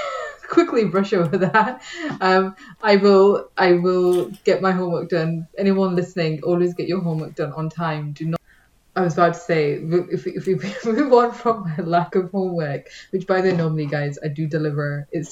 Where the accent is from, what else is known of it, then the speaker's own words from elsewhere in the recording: Manchester, North West England, United Kingdom; now in London, United Kingdom; I'm not originally from London, so when I moved to the city, it was always a case of the trade-off is going to be you live closer to work, because if I wanted to live further out, I would have stayed where I was and maybe tried to do like a ridiculous journey from Manchester